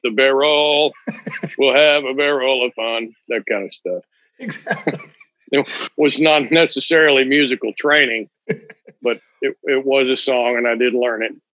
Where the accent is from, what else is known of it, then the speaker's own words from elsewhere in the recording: Weatherford, Texas, United States; moved away as an adult; now in Florida, United States; I was born in Weatherford, Texas, kind of a horse town